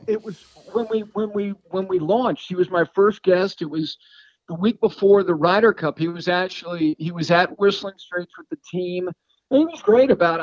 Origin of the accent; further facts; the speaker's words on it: Hickory, North Carolina, United States; I was born in Hickory, North Carolina, Catawba County product